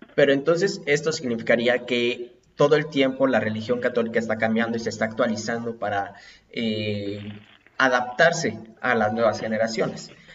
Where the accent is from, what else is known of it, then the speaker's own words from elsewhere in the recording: Puebla, Mexico; yo soy poblano